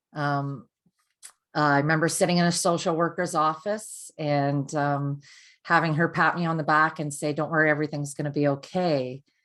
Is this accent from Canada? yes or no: yes; Canada; I'm from Canada